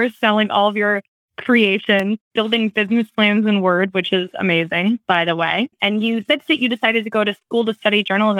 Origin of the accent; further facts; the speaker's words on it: Bloomingdale, Illinois, United States; I grew up in Bloomingdale, Illinois, which is next door to Wheaton